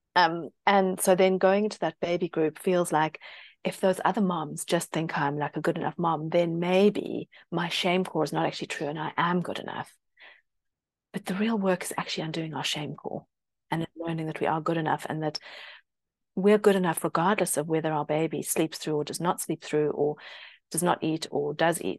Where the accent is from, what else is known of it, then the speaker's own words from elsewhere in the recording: South Africa; now in United Kingdom; I grew up in South Africa and there's a lot of Britishness